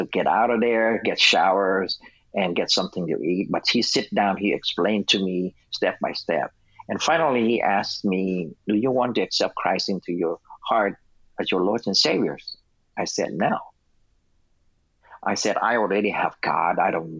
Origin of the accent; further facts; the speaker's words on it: United States; Especially with me growing up in America by myself. There's not much love.